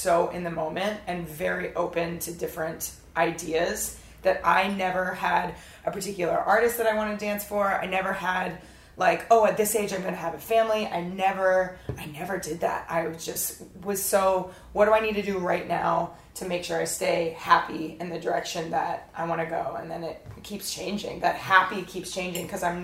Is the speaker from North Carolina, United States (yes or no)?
no; Florida, United States; now in California, United States; I grew up in Florida, but I didn't grow up as a typical American family, and I didn't recognize that until I moved to California